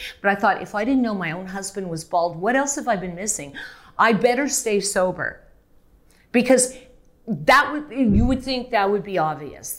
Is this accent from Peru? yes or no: no; Canada; moved away; I'm Canadian